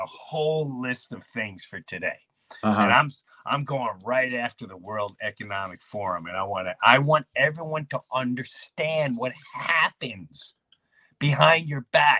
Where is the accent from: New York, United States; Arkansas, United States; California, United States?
New York, United States; Long Island; the people I grew up with in Long Island, Jefferson Avenue